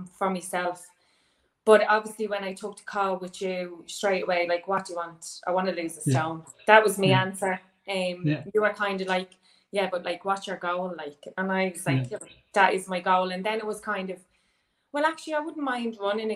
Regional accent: Dublin, Leinster, Ireland; moved away as an adult; now in Dundalk, Ireland; I'm from Dublin, but living in Dundalk now since 2009

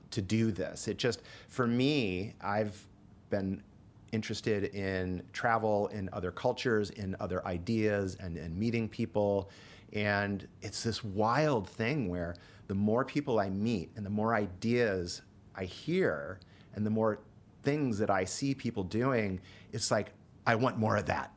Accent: Ottawa Hills, Ohio, United States; moved away as an adult; also born or lived in Denver / Chicago; Growing up in Ohio was the best. I grew up in Ottawa Hills, which is just outside of Toledo

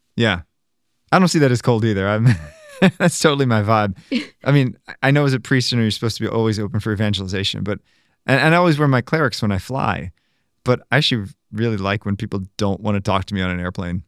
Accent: Maryland, United States; moved away; I'm originally from Maryland

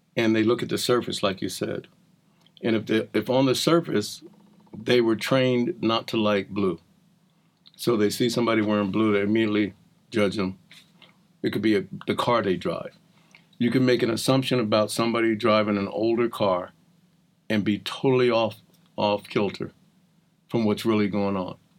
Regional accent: New Jersey, United States; also born or lived in Boston; with kids in South Jersey, right outside of Philadelphia, raised by a, a single woman

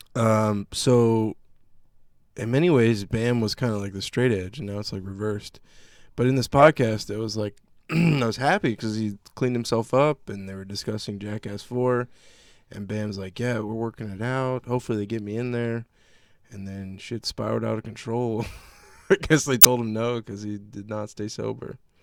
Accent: Virginia, United States; growing up in Virginia

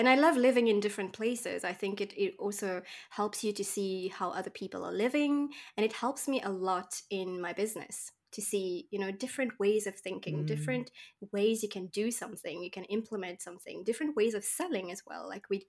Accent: Mauritius; in Mauritius, where I come from, I'm coming from Mauritius Island, which is in the tropics.

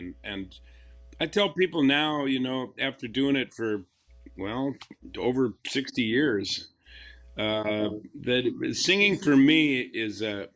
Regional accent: Lodi, Wisconsin, United States; I grew up in Lodi, Wisconsin on a dairy farm with six brothers and a sister

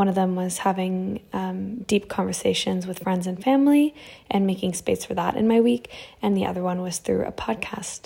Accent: Toronto, Ontario, Canada; moved away as an adult; also born or lived in Ukraine; I grew up in Canada. And I loved it. I grew up in Toronto

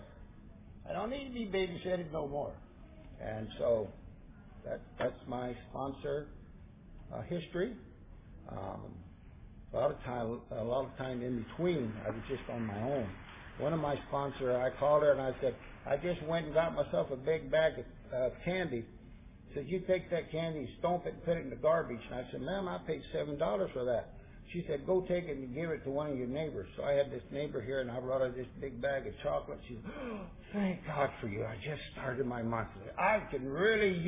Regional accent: Santa Cruz, California, United States; I'd born and raised in Santa Cruz

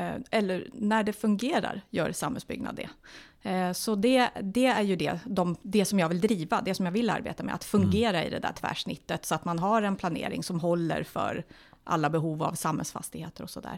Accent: Stockholm, Stockholm County, Sweden; moved away as an adult; now in Nyköping, Sweden; jag är ju från Stockholm ursprungligen, ja. flyttade till Nyköping 2004

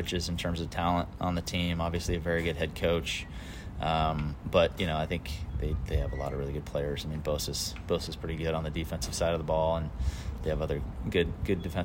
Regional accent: Bay Area, California, United States; I was born and raised in the Bay Area

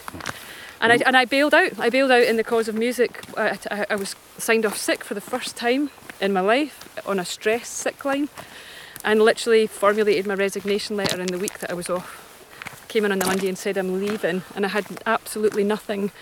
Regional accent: Scot, Scotland, United Kingdom; as a Scot

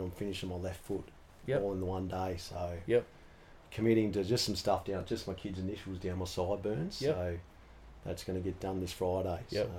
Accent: Sheffield, Yorkshire and the Humber, United Kingdom; I reckon growing up in Sheffield, I used to see a few of the guys come in.

